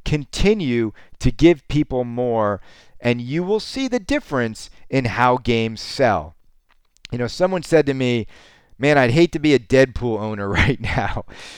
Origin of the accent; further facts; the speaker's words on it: Canada; Don't get me wrong. I'm Canadian. I'm never satisfied.